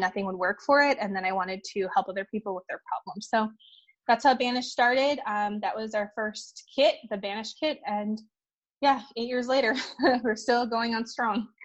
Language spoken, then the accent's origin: English; Minnesota, United States; also born or lived in China; I came to um, Minnesota uh, when I was three years old. So I grew up in the Midwest, Midwest Minnesota